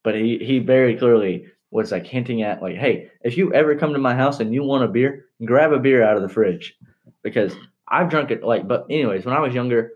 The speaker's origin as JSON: {"language": "English", "region": "Texas", "country": "United States", "said": "We're Texan"}